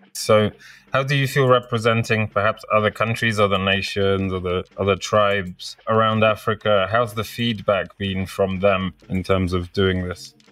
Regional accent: Poland; now in United Kingdom; I'm from Poland originally, moved to the UK

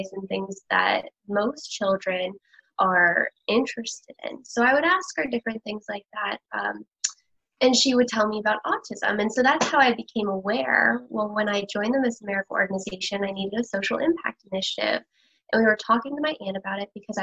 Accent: Pennsylvania, United States; I'm from Pennsylvania

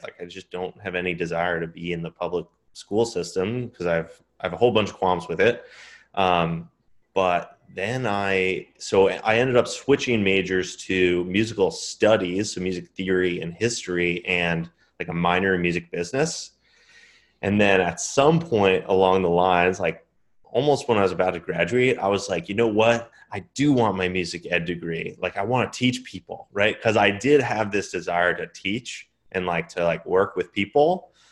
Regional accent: Long Island, New York, United States; I was born in New York on Long Island, and then I grew, I mean, I grew up there, was there until I turned eighteen

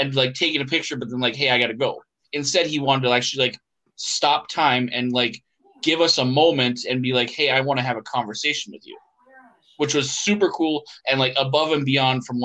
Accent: Minnesota, United States; we're from Minnesota

